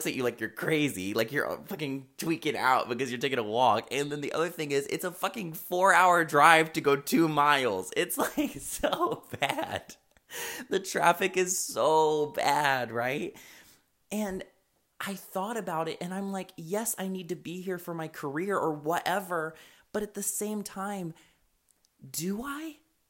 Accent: Chicago, Illinois, United States; I'm from Chicago. I lived there for fucking 4 years. I miss that shit.

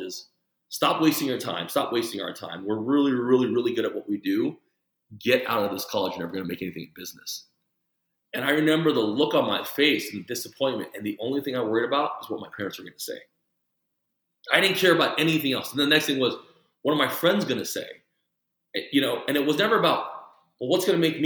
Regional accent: El Paso, Texas, United States; first language Mandarin; also born or lived in Taipei, Taiwan; I grew up in El Paso, where it was 80% Hispanic

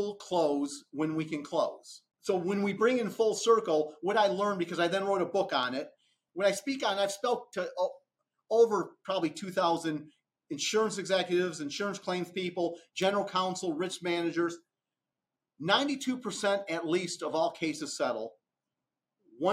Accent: Romeo, Michigan, United States; moved away as an adult; now in Atlanta, United States; I grew up in Romeo, Michigan, just outside of Detroit

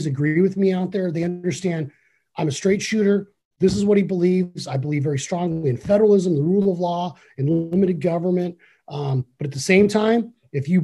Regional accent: Arizona, United States; I grew up here in Arizona

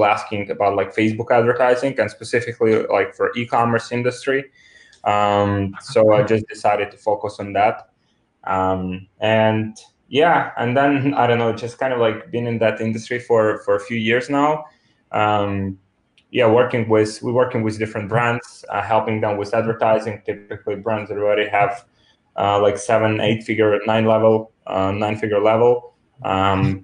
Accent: Ukraine; English is a second language; moved away as an adult; I'm originally from Ukraine, which is the country in Eastern Europe

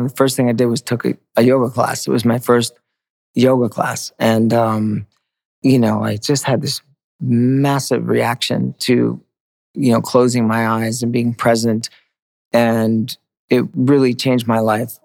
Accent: Maine, United States; where I grew up in Maine

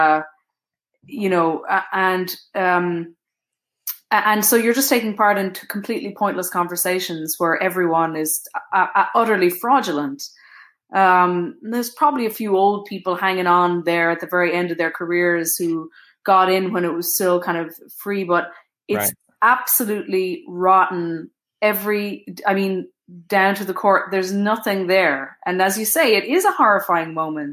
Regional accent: Houston, Texas, United States; also born or lived in Brooklyn, New York / Ireland (parents); now in Pittsburgh, United States; my parents immigrated to America and settled in Houston, where I was born

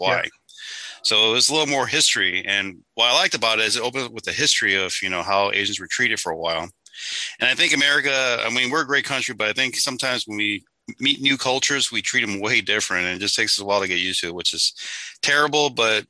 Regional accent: St. Louis, Missouri, United States; I came from St. Louis. So a few years ago, like maybe like 10 years ago, we had a bunch of Bosnians refugees come there.

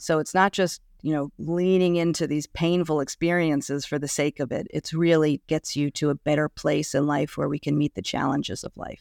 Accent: New York City, New York, United States; I am a nice Jewish girl from New York City, born and raised in Manhattan

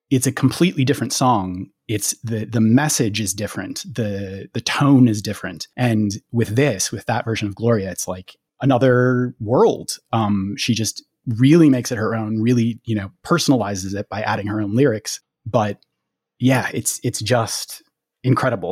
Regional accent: Minneapolis, Minnesota, United States; I grew up in the Twin Cities

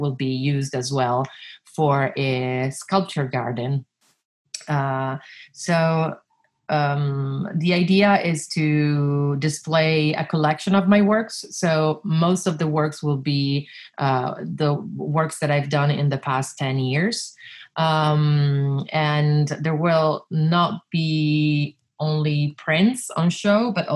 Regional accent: Milan, Lombardy, Italy; also born or lived in Reggio Emilia, Italy; I was born in Reggio Emilia and I left when I was 6 years old to move to Milan with my parents.

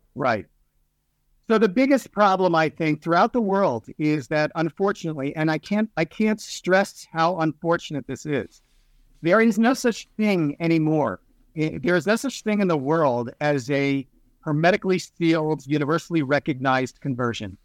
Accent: Silver Spring, Maryland, United States; moved away as an adult; now in Beit Shemesh, Israel; I was born and raised in Silver Spring, Maryland

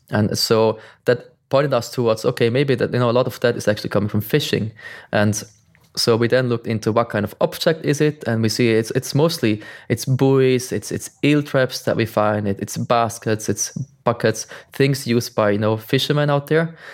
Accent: Switzerland; I'm from Switzerland. I live in the mountains, far away from the ocean

